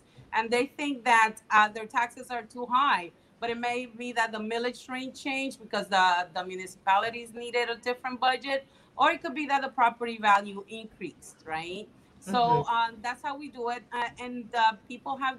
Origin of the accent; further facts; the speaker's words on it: Tamayo, Bahoruco, Dominican Republic; also born or lived in New York; now in Miami, United States; I was born in the Dominican Republic in this tiny little town on the southwest side. My family, we're all from there. It's called Tamayo.